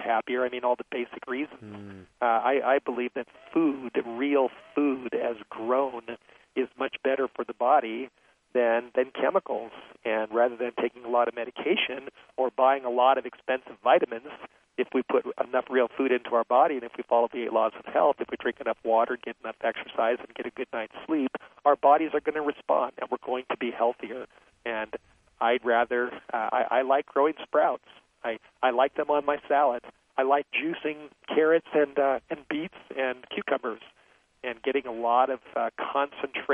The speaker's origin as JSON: {"language": "English", "town": "Los Angeles", "region": "California", "country": "United States", "tie": "born or raised there", "said": "I grew up in Los Angeles"}